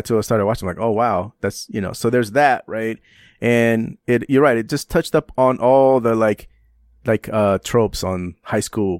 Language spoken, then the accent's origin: English; San Francisco, California, United States; And I grew up in San Francisco, so we didn't, you know, it's a different environment, you know.